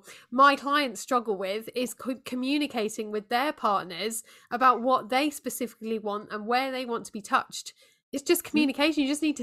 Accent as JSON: {"language": "English", "country": "United Kingdom", "said": "as a Brit"}